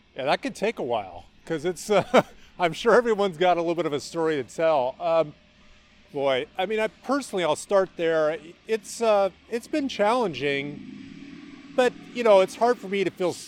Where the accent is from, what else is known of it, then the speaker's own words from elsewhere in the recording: Mercer Island, Washington, United States; I grew up here in the Seattle area. I uh, grew up on Mercer Island